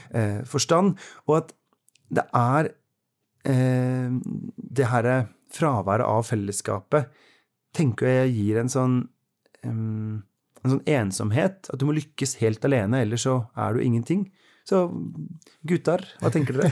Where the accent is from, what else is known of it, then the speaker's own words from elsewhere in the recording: Oslo, Norway; moved away as an adult; now in Bergen, Norway; I Oslo, der jeg kommer fra